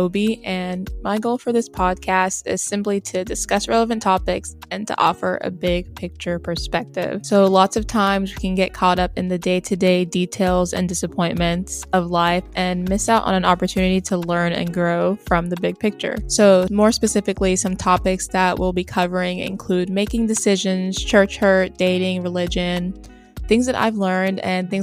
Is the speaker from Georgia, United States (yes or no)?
yes; Atlanta, Georgia, United States; moved away as an adult; also born or lived in Columbia, Missouri; now in Cincinnati, United States; I was born and raised in Atlanta, Georgia